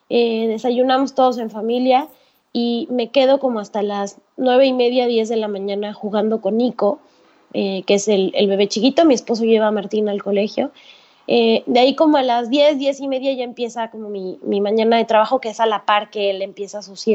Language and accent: Spanish; Mexico; moved away as an adult; now in Panama